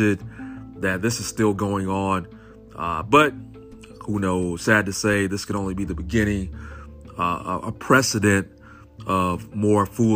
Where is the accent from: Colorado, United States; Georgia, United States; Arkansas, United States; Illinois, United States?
Georgia, United States; Augusta; my hometown, Augusta, Georgia